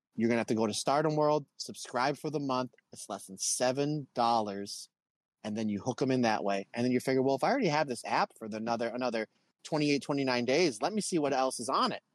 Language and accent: English; United States; I'm from America